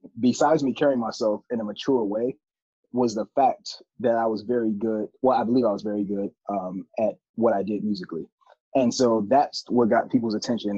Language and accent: English; Detroit, Michigan, United States; moved away as an adult; also born or lived in New York; now in Los Angeles, United States; I made Detroit my hometown